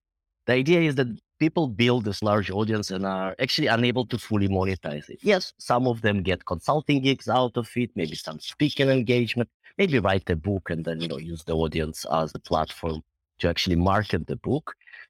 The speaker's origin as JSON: {"language": "English", "country": "Israel", "tie": "born or raised there", "also_born_or_lived": "Belarus", "moved": "as an adult", "lives_now": "United Kingdom", "said": "I'm originally from Belarus, but grew up in Israel and came to the UK about 10 years ago to do my MBA here and kind of stuck around."}